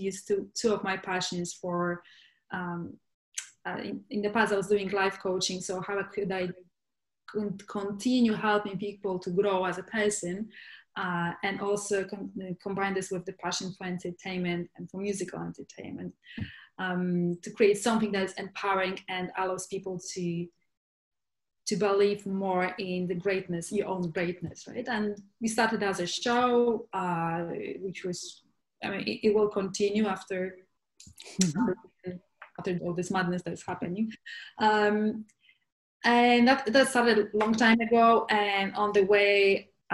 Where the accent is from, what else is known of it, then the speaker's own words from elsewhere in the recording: Poland; moved away as an adult; also born or lived in London, United Kingdom; now in Barcelona, Spain; And I'm originally from Poland. I was born in Poland, and where I spent most of my life.